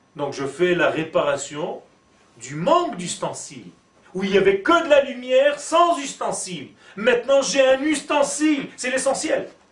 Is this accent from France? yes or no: no; Israel; first language Hebrew; French is a second language; je suis né en Israël et ma langue natale c'est l'hébreu.